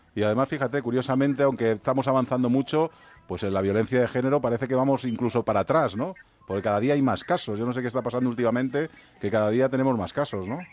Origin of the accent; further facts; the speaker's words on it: Community of Madrid, Spain; como los madrileños salimos fuera